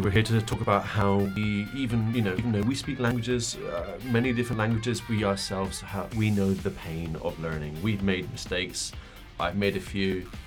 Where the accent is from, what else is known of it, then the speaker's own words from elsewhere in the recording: United Kingdom; now in Berlin, Germany; I'm from Britain, as you may have heard